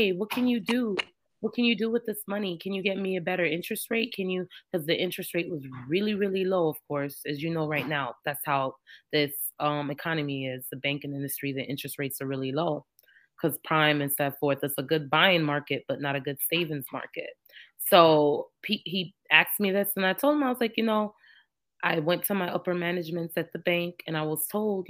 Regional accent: New York, United States; moved away as an adult; also born or lived in Jamaica; now in Georgia, United States; I'm Jamaican. I was born in Jamaica, but I was raised in New York since I was 4 and back and forth between the islands and in New York

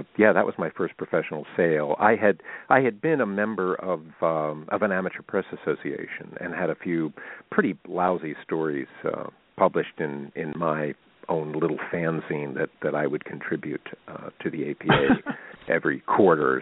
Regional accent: Elizabethtown, Pennsylvania, United States; my hometown of Elizabethtown, where I actually still live

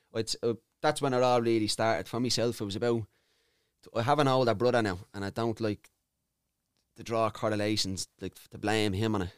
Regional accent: Dublin, Leinster, Ireland; I grew up in Charlotte Mount Street

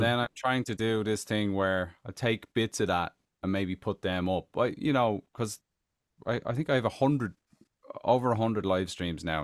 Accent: Tallaght, Leinster, Ireland; moved away as an adult; now in United States; back in Talla, I'm from Talla

